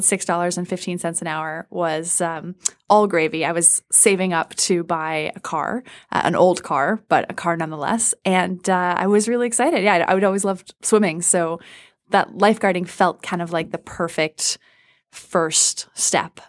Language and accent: English; Washington, District of Columbia, United States; I grew up in Washington, D C